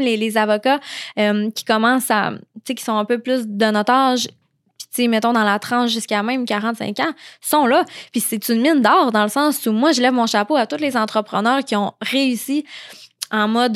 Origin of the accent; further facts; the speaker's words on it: Saguenay, Quebec, Canada; je viens de, du Saguenay